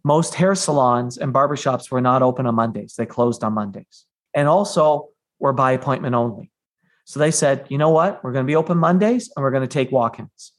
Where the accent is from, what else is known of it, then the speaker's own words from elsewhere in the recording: Canada; I'm Canadian